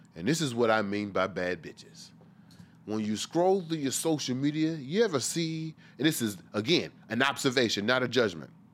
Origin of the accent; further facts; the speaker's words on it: Washington, District of Columbia, United States; I was raised here in a sense.